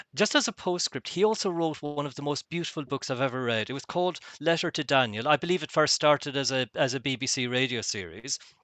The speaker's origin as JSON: {"language": "English", "country": "Ireland", "said": "being typically Irish"}